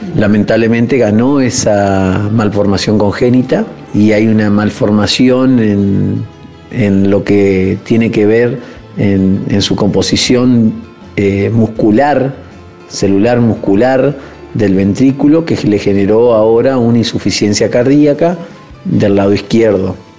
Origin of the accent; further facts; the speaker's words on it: Paraná, Entre Ríos, Argentina; moved away as an adult; now in Buenos Aires, Argentina; Somos de Paraná, de Entre Ríos, nos trasladamos a Buenos Aires